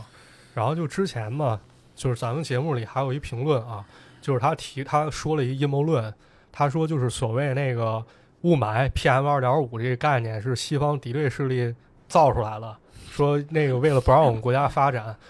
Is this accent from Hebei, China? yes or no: yes; Shijiazhuang, Hebei, China; 然后大家也不要觉得这个东西就是我们石家庄人做这么大牺牲